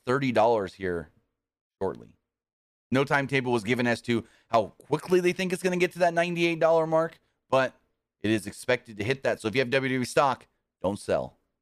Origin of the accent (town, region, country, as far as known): United States; born or raised there